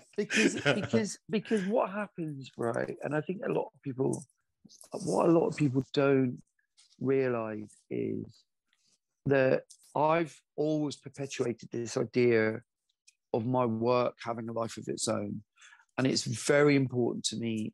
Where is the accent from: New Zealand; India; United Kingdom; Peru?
United Kingdom; Glasgow, Scotland; moved away; I'm originally from Glasgow